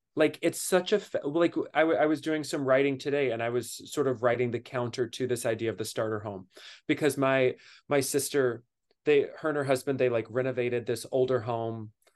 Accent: Kentucky, United States; now in New York City, United States; I grew up in Kentucky.

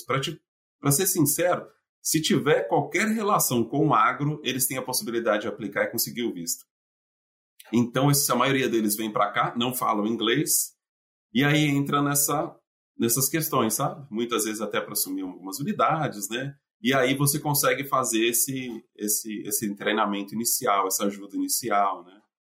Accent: São Paulo, Brazil; moved away as an adult; also born or lived in Minas Gerais; now in United States; eu saí de São Paulo

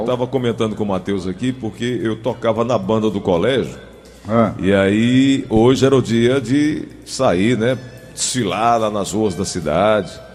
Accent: Cajazeiras, Paraíba, Brazil; now in Fortaleza, Brazil; Padre Rolim foi o fundador da, daquela cidade onde nasci

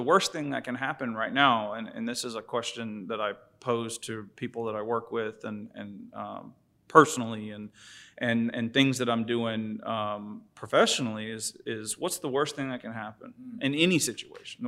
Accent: St. Augustine Beach, Florida, United States; moved away as an adult; also born or lived in Jacksonville, Florida; I'm from St. Augustine Beach. Um, grew up back and forth between St. Augustine and Jacksonville

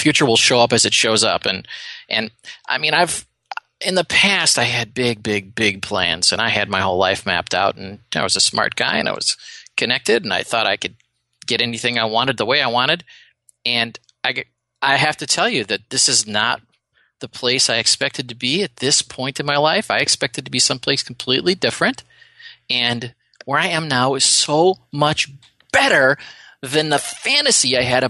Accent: Wisconsin, United States; Now, I grew up in Wisconsin, and you all know we're cheeseheads from Wisconsin.

